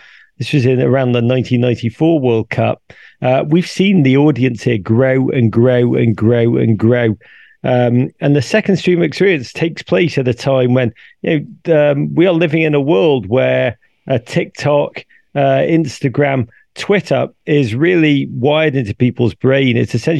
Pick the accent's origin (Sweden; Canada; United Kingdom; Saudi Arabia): United Kingdom; England; when I grew up in England, to go and watch the football, you'd go every week to your team, season ticket, same seats, same people surrounding you